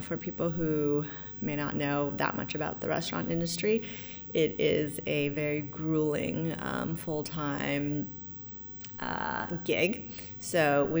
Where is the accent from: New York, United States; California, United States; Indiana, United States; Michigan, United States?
California, United States; San Francisco; I was born and raised in San Francisco